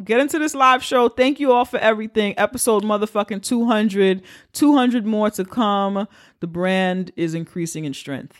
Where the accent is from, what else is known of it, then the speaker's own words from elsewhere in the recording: New York City, New York, United States; I sound this way because I'm from the Bronx